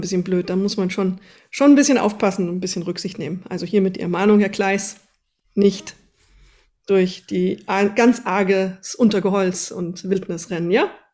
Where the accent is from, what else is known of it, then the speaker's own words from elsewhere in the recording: Wetterau, near Vogelsberg, Hesse, Germany; ist meine Heimat, Vogelsberg. Da komme ich irgendwie aus der Nähe, zumindest her, aus dem Wetterau